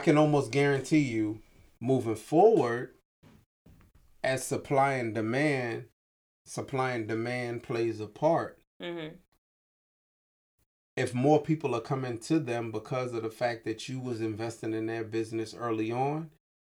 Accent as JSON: {"language": "English", "town": "Hinesville", "region": "Georgia", "country": "United States", "moved": "yes", "said": "where I'm from, Southeast Georgia, Hinesville"}